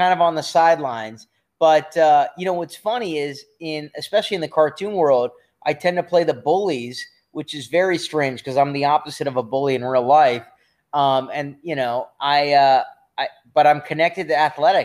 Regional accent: Los Angeles, California, United States; born or raised there

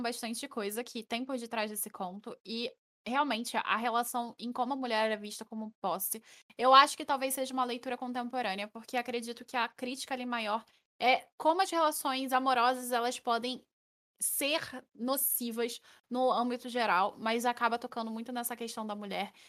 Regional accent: Rio de Janeiro, Brazil; eu chio todo dia, que eu sou carioca.

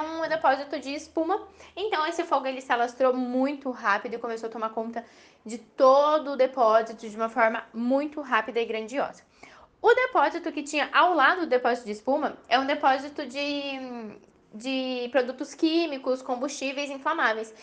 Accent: Cascavel, Paraná, Brazil; eu sou aqui de Cascavel, o interior do Paraná

